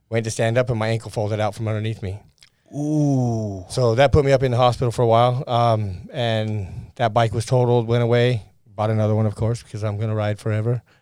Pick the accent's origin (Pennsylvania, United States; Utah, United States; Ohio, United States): Utah, United States; Ogden; grew up in Ogden